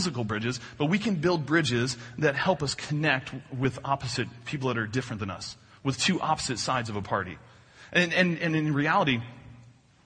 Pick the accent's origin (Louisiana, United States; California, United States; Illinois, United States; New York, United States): Illinois, United States; Newton; my hometown. South of Newton, Illinois, a little farm town south of here, about 3 hours south of here